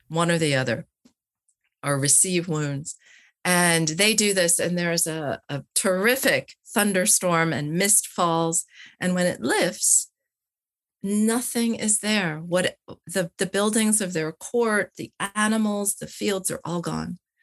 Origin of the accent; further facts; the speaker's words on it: United States; moved away; also born or lived in Wales; I come as an American